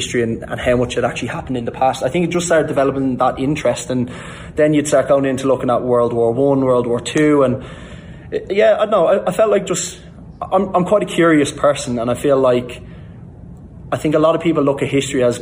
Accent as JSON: {"language": "English", "country": "Ireland", "tie": "born or raised there", "said": "growing up in Ireland and in the schooling system in Ireland."}